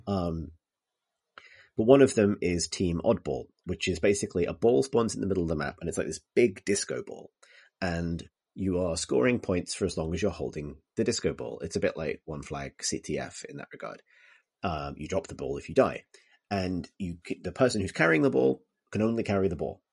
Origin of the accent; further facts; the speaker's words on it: Liverpool, North West England, United Kingdom; when I was growing up in Liverpool